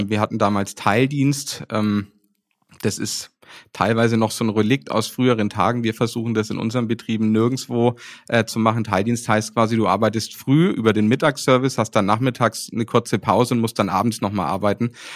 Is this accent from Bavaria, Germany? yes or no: yes; Nuremberg, Bavaria, Germany; also born or lived in Paris; hier in meiner Heimat in Nürnberg